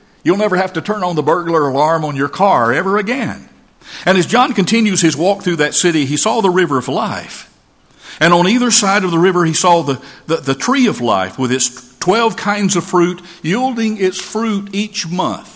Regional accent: North Georgia Mountains, United States; moved away; I'm from the North Georgia Mountains

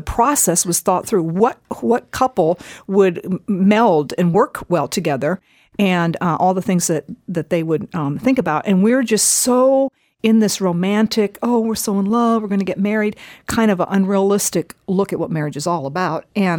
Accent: Japan; I grew up in Japan as a missionary kid, and at that time, I don't know what's going on today, but at the time when I was there as a little girl, most marriages were arranged.

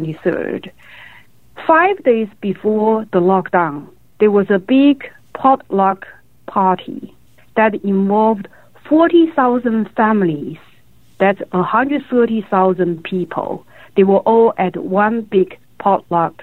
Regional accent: Wuhan, Hubei, China; moved away as an adult; I grew up in Wuhan, but I left Wuhan 30 years ago.

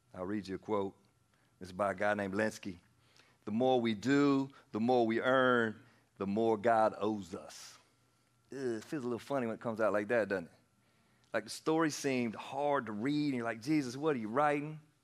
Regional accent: Anderson, South Carolina, United States; also born or lived in Pennsylvania; I moved back to South Carolina from Pennsylvania. I was born here and we moved up there for a little while and I was 10 years old

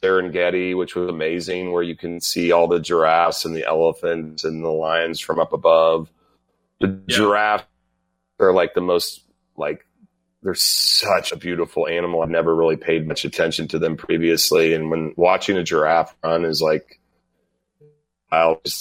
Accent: United States; I'm an American

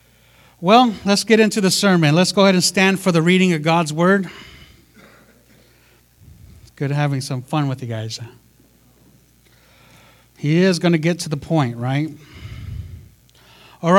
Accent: United States; I'm Native American, right? I'm so Native.

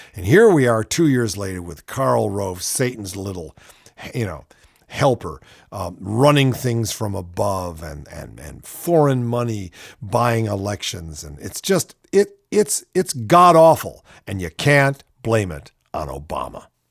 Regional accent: Ohio, United States; From my home state, oh, just just makes me so embarrassed to be a Buckeye

